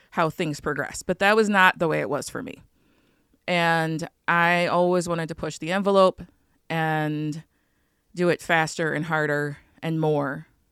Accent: Chicago, Illinois, United States; also born or lived in northwest Wisconsin / Michigan; now in Wisconsin, United States; I live right now in northwest Wisconsin on Lake Superior. I'm originally from Chicago

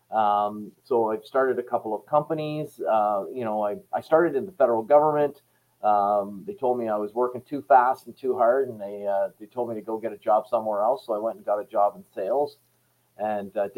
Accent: Canada; I was really a Canadian guy running a Canadian company

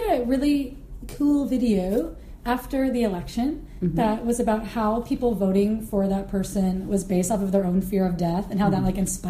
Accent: Florida, United States; also born or lived in Portland; I haven't lived in the South for a really long time. Because I grew up in Florida for a minute, but I've lived in Portland and on the West Coast.

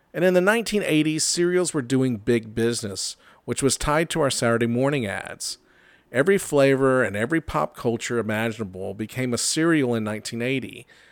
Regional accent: Georgia, United States; I'm from Georgia

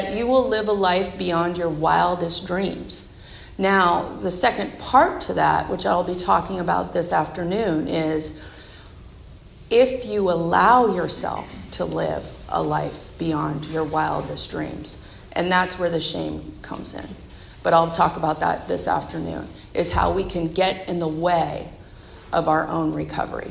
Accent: Bay Area, California, United States; now in Seattle area, United States; I'm from the Bay Area

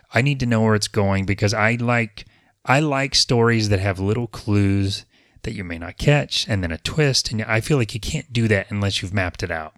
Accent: Apopka, Florida, United States; But I was born in Apopka in 1971. I have been here for most of my life.

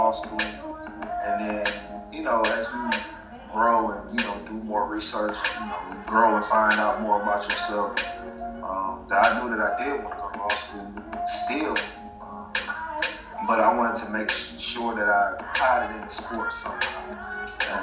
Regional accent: Saginaw, Michigan, United States; also born or lived in Allendale, Michigan; now in Atlanta, United States; I'm originally from Saginaw, Michigan, man. Born and raised there

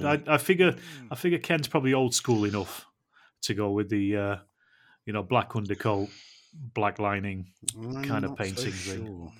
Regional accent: Yorkshire and the Humber, United Kingdom; I'm a Yorkshireman

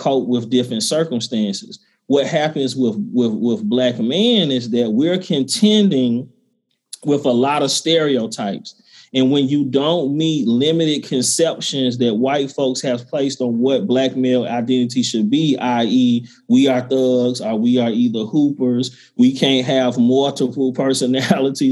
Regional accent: the South, United States; I'm a brother from the South. My people are from South Georgia and Mississippi.

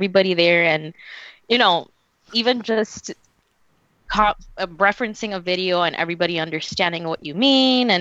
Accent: Florida, United States; I'm being from Florida

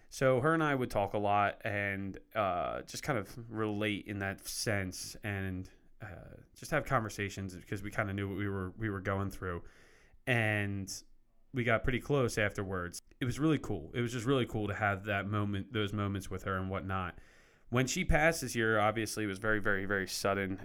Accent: Lansdale, Pennsylvania, United States; born or raised there

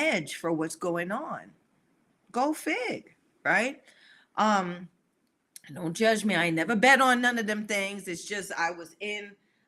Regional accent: the South, United States; I grew up in the South

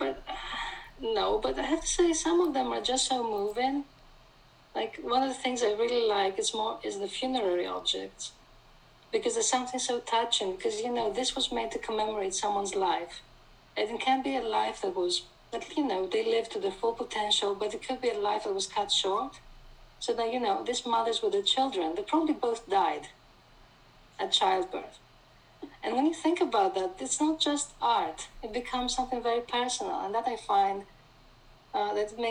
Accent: Thessaloniki, Central Macedonia, Greece; I grew up in Thessaloniki, which is a beautiful city

